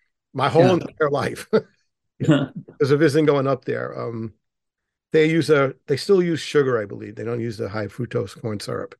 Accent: New York City, New York, United States; I was born in Manhattan and, you know, grown up here

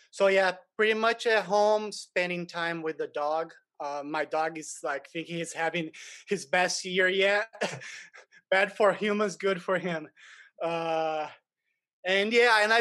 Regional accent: Brazil; moved away as an adult; I'm originally from Brazil, but different from a lot of Brazilians that come here after they've been successful in Brazil.

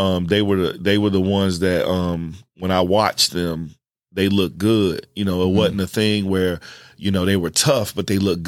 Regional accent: East Orange, New Jersey, United States; also born or lived in High Point, North Carolina; I'm from East Orange, New Jersey, originally. Then it got a little bit crazy there. So my mom moved us and we ended up in High Point, North Carolina, where it was crazy, too.

